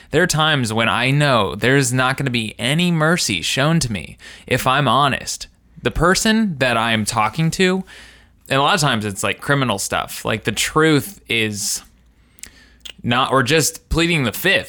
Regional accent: Indiana, United States; kids in my, uh, in my hometown

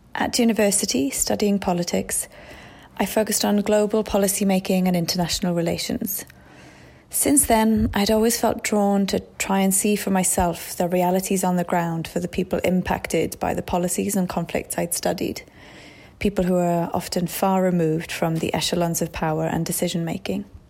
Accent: Wales, United Kingdom; moved away as an adult; also born or lived in Iraq; my hometown in Wales

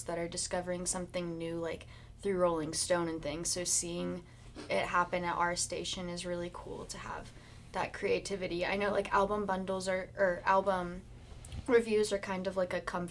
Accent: Houston, Texas, United States; I was like living back at home in Houston

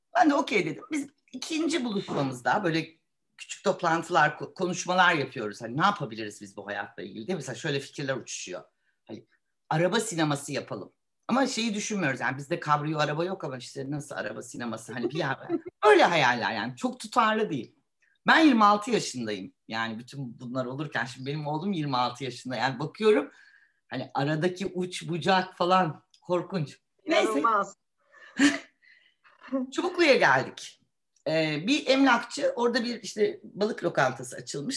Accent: Istanbul, Turkey; Ben e, bir İstanbulluyum. E, burada okudum.

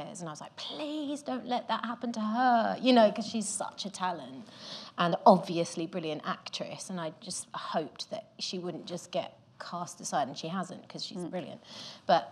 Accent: Gravesend, South East England, United Kingdom; I'm from Gravesend

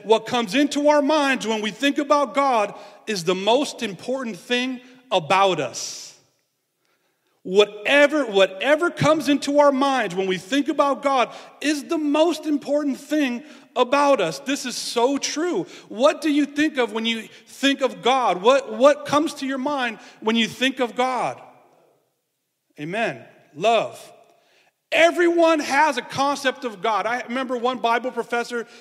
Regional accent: San Francisco, California, United States; I grew up in San Francisco and we were kind of in the hills

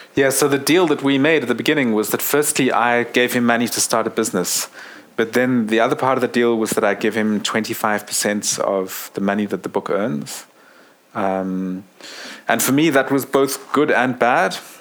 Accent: South Africa; I'm South African

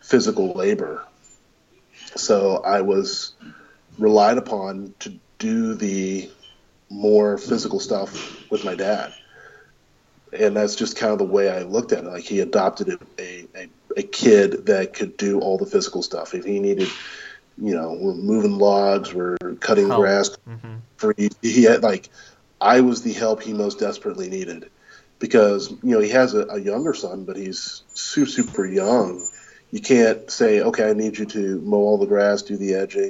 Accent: Georgia, United States; also born or lived in Louisville, Kentucky; we moved from Kentucky to Georgia around 6 years old

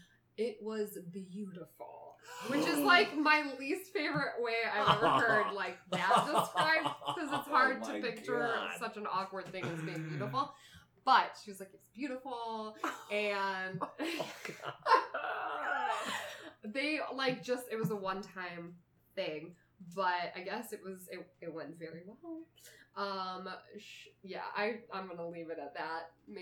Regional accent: Chicago, Illinois, United States; I'm from Chicago.

